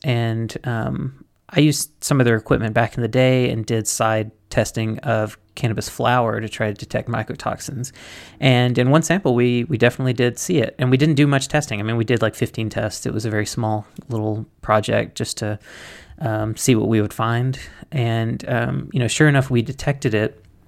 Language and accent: English; Mississippi, United States; I come from Mississippi where you have to keep that stuff under wraps